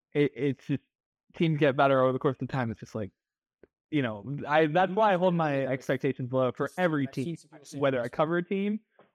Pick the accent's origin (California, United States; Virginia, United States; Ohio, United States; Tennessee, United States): Virginia, United States; or I'm originally from Virginia before coming out here.